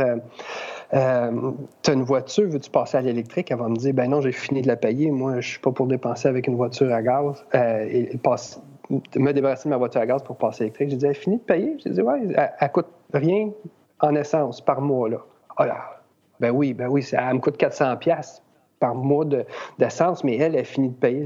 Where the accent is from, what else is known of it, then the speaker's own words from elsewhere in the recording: Rawdon, Quebec, Canada; je suis de Radun